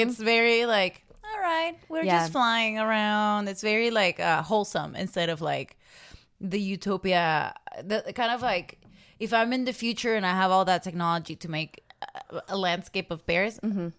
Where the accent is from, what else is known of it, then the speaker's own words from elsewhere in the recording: Caracas, Capital District, Venezuela; I'm from Venezuela, and I grew up in Caracas